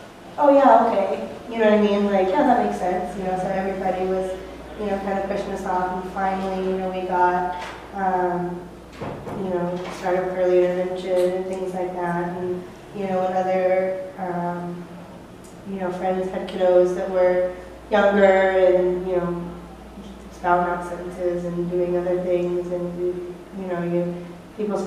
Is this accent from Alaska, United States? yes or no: yes; Alaska, United States; moved away as an adult; we're from Alaska. We moved in 2012. We are from a little island town, 8,500 people and 14 miles of paved road.